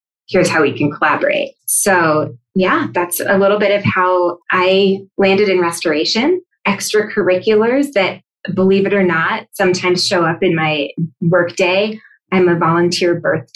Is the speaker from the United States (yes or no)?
no; Sweden; I'm from Sweden